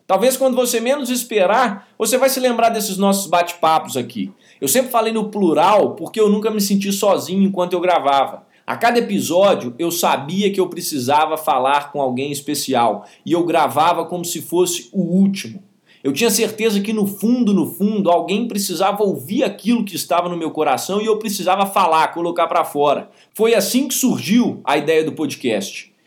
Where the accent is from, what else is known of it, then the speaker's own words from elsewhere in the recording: Belo Horizonte, Minas Gerais, Brazil; nascido em 3 de 2 de 1997, em Belo Horizonte